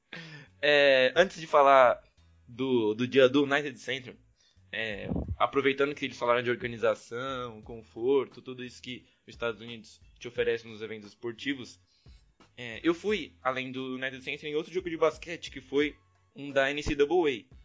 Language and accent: Portuguese; Brazil; sou do Brasil